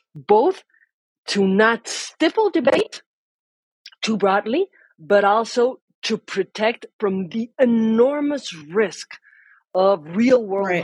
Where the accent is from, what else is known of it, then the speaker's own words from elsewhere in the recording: Mexico; I am a lawyer from Mexico